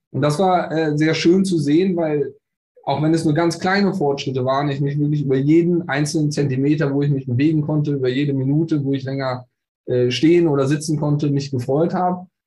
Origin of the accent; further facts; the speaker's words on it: Bonn, North Rhine-Westphalia, Germany; gebürtig aus Bonn